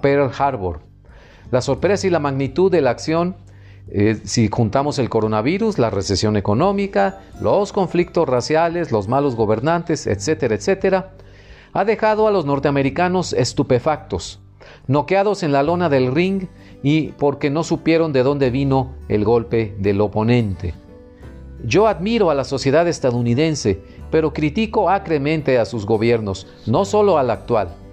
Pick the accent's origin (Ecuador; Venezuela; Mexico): Mexico; Monterrey, Nuevo León; periodista e internacionalista de Monterrey, México.